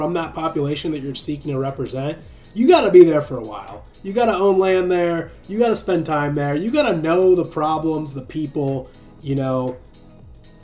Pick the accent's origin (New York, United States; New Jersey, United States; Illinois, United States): Illinois, United States; Central; moved away as an adult; also born or lived in California; now in Nashville, United States; I'm originally from Illinois, born and raised there. I moved to California for like 9 years. And now I live in Nashville.